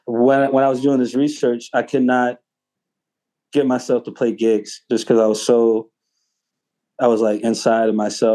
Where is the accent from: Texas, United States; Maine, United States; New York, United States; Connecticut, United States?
Texas, United States; Houston; I was like, cool, I'm from Houston.